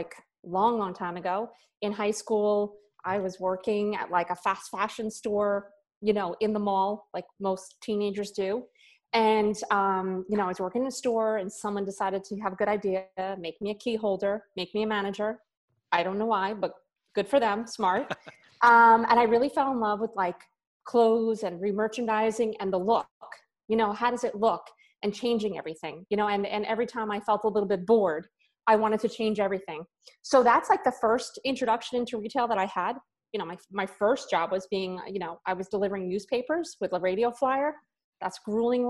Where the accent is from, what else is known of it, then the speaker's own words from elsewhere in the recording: New York, United States; moved away as an adult; now in Florida, United States; I was born and raised in New York my entire life